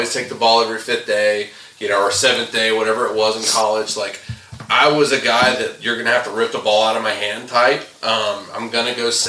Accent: the South, United States; I grew up in the South

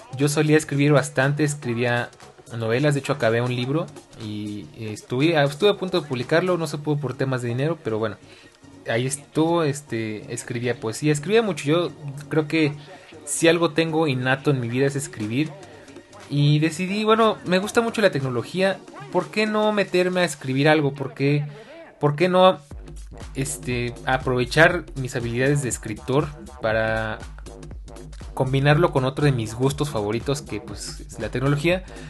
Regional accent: Mexico City, Mexico; Soy oriundo de la Ciudad de México

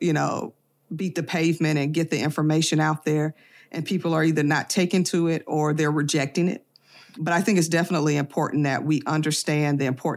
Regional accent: Birmingham, Alabama, United States; I grew up in Birmingham, Alabama, but my family is from the Lowndes County, Montgomery area

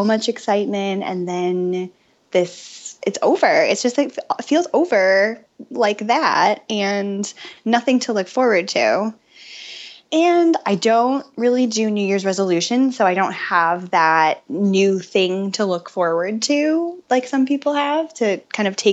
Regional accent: Ann Arbor, Michigan, United States; now in Austin, United States; I grew up in Ann Arbor

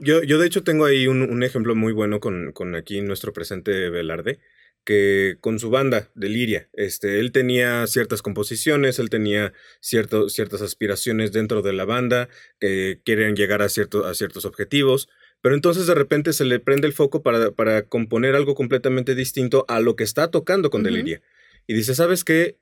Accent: San Luis Potosí, Mexico; en San Luis Potosí, de donde yo soy

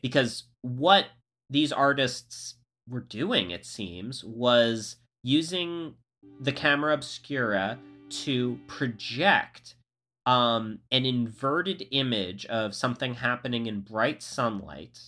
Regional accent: Florida, United States; I grew up in Florida

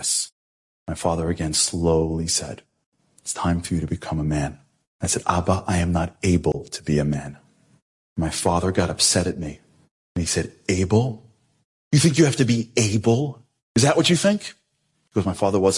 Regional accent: United States; I'm American

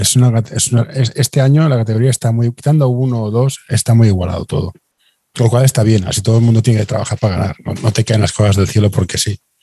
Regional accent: Barcelona, Catalonia, Spain; Yo, que soy de Barcelona

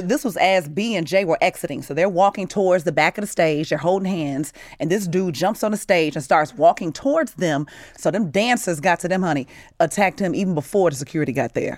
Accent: United States; also born or lived in Chicago, Illinois / Gary, Indiana; I grew up in Chicago and Gary

